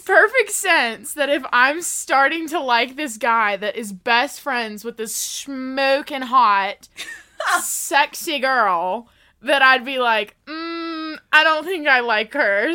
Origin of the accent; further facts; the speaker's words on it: Mississippi, United States; moved away as an adult; now in Colorado, United States; I am from Mississippi